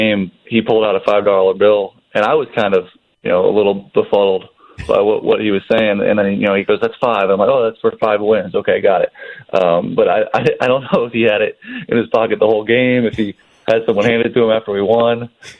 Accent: California, United States; I was too young to watch him play growing up in the Bay Area

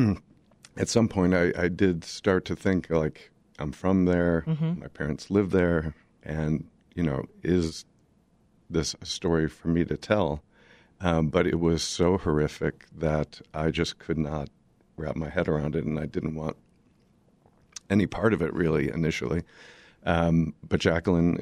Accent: Highland Park, Illinois, United States; I grew up in Highland Park and raised my kids there

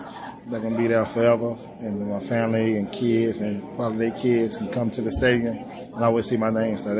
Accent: Texas, United States; Knowing I'm from Texas, I'm going to have be home with all my Giants fans

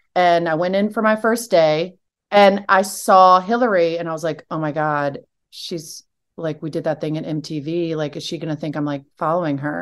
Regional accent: Richmond, Virginia, United States; moved away as an adult; also born or lived in Alabama; I'm from Richmond

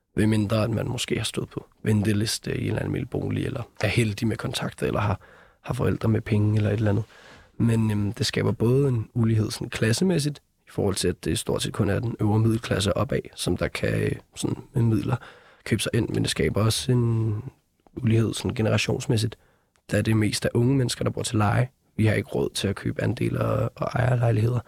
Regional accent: Copenhagen, Capital Region of Denmark, Denmark; os, der var født og opvokset i København

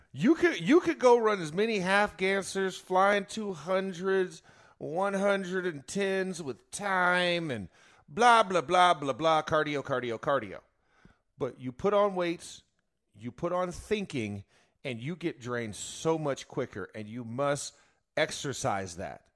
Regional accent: Florida, United States; I'm from Florida

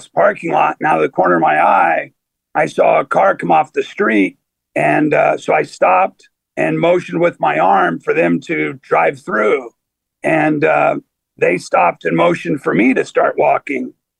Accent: Ohio, United States; now in Boston, United States; I was born in Ohio

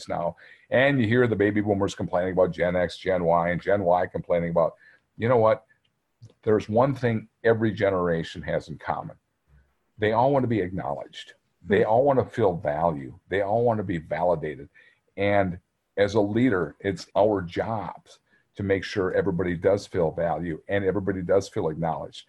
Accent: near Green Bay, Wisconsin, United States; now in Minnesota, United States; I grew up in Wisconsin, about 13 miles from Green Bay.

